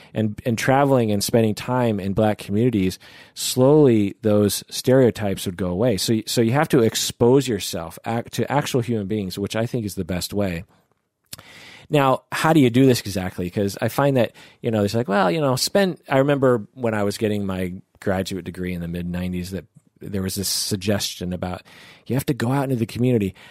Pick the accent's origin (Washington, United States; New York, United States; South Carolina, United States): Washington, United States; outside Seattle; I grew up twenty-five minutes out of Seattle